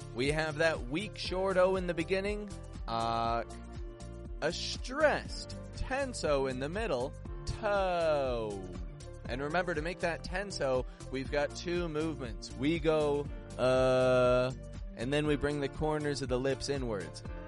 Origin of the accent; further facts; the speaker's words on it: Canada; now in Mexico; I'm from Canada. I live in Mexico in a remote desert location